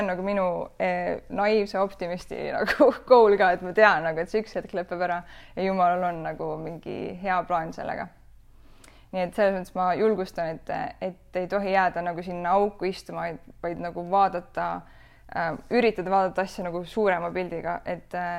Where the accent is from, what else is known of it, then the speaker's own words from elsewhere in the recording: Rakvere, Lääne-Viru County, Estonia; olen pärit või noh, üles kasvanud Karmeli koguduses Rakveres, Lääne-Virumaal